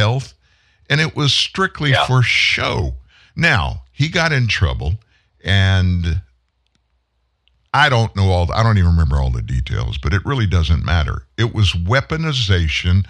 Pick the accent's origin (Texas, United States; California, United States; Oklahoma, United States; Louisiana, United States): Louisiana, United States; Lafayette; I lived down the street when I was growing up in Lafayette, Louisiana.